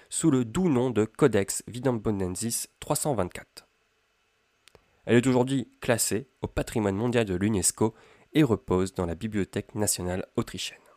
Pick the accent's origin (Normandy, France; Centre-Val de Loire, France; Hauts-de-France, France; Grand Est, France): Hauts-de-France, France; Amiens; Je suis originaire d'Amiens, dans la Somme, et je souhaiterais emprunter le cursus publicus pour me rendre à Rome